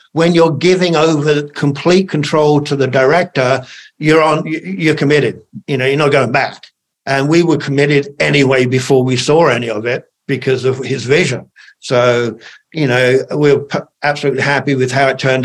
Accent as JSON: {"language": "English", "country": "United Kingdom", "said": "I'm British in the British Army"}